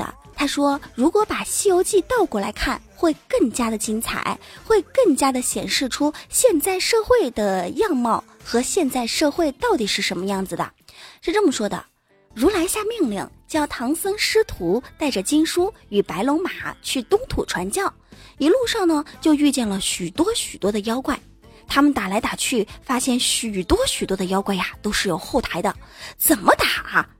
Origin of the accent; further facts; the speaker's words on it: Wenzhou, Zhejiang, China; accent: Wenzhou dialect; 其实除了会说恩施话以外，我还会说温州话。据说啊，我们温州话是在以前打仗的时候啊，通讯兵都用温州话来交流。